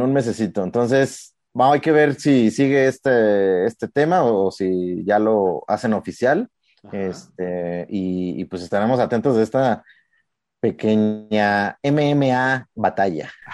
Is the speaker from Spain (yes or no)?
no; Mexico; como, como mexicanos